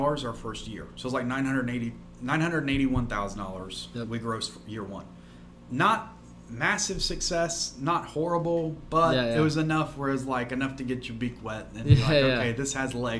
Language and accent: English; Alabama, United States; I'm from Alabama